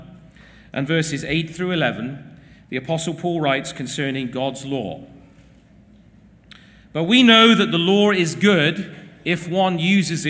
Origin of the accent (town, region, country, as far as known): England, United Kingdom